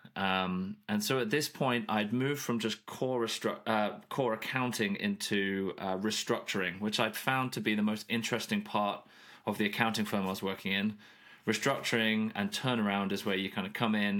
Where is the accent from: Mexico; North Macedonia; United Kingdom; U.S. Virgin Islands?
United Kingdom; moved away as an adult; now in Nashville, United States; I grew up in the U K.